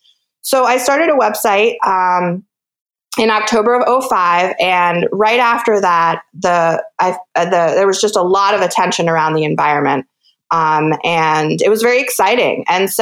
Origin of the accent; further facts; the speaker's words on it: East Coast, United States; I grew up on the East Coast, as I was mentioning. I lived there for some time, and I've lived all over the West Coast now for the last 4 or 5 years as I've been a freelance science writer.